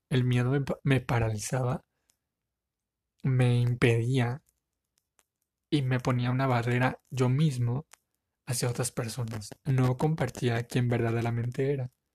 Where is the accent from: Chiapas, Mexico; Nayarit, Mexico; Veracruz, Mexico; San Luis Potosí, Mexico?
Nayarit, Mexico; Tepic; Soy de la ciudad de Tepic Nayarit, México